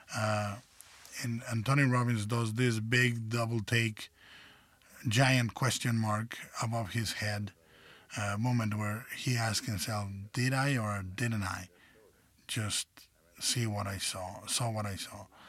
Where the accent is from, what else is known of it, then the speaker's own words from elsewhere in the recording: Mexico; as a child uh, growing up in Mexico